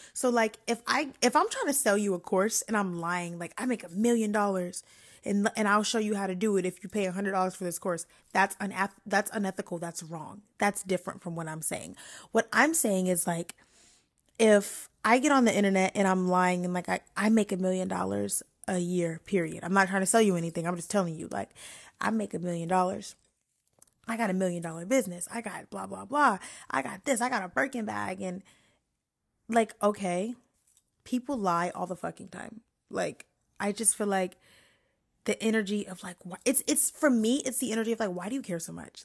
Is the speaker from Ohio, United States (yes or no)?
no; New York, United States; also born or lived in DMV (Washington D.C. metro area); now in DMV, United States; I'm from New York, but I am half raised and I live in the D M V